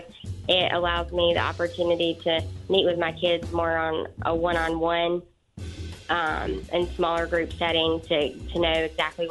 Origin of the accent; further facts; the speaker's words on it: United States; now in Gaston County, United States; I grew up in Rankin County.